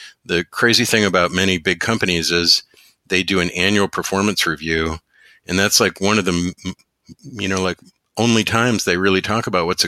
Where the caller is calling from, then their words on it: Chicago, Illinois, United States; I'm dialed in from Chicago, where it has been snowing and very wintry in the past couple weeks.